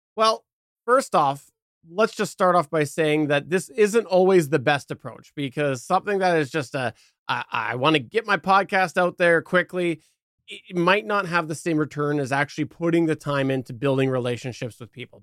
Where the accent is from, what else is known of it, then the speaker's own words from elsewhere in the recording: Canada; as a Canadian